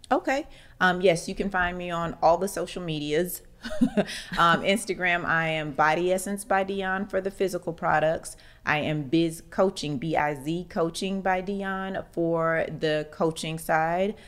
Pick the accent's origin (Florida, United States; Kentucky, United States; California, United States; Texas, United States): Florida, United States; Orlando; moved away as an adult; now in Atlanta, United States; Orlando, and of course, that's my hometown